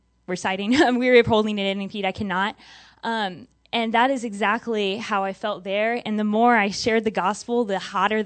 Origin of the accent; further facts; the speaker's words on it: Texas, United States; growing up in Texas, you know, rural area